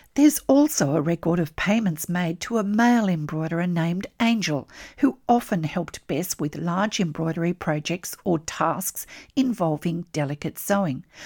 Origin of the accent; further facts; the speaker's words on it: Australia; I'm an Australian textile artist